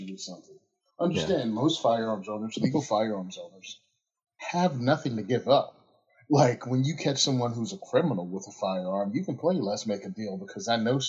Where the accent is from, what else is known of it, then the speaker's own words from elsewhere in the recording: Virginia, United States; moved away; being born and raised in Virginia and moving up here